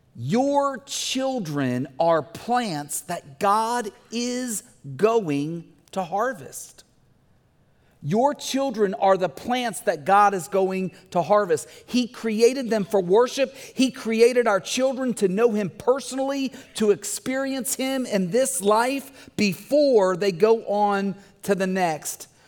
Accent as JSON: {"language": "English", "town": "Bumpus Mills", "region": "Tennessee", "country": "United States", "tie": "born or raised there", "said": "we had gardens growing up in Bumpus Mills, Tennessee"}